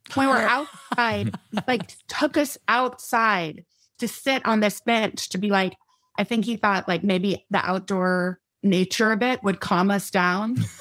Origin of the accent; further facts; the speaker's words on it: Texas, United States; also born or lived in Midland, Texas / Austin, Texas; We were born in West Texas